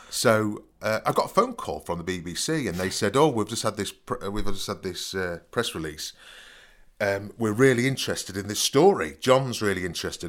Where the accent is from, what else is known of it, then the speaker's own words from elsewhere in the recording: Nottingham, East Midlands, United Kingdom; I came from Nottingham, 'cause I said I'm from Nottingham.